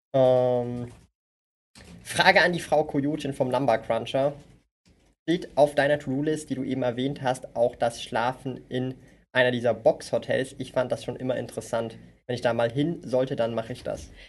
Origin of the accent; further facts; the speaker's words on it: Zurich, Switzerland; Ich bin aus Zürich. Aus dem Kreis vier.